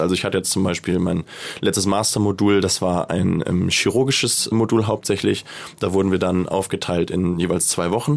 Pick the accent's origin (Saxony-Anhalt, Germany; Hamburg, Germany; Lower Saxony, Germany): Hamburg, Germany; moved away; also born or lived in Malta; Ich bin gebürtiger Hamburger